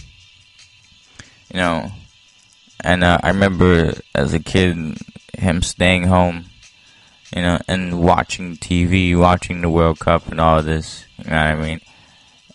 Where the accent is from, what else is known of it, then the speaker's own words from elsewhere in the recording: Haiti; moved away; I was born in Haiti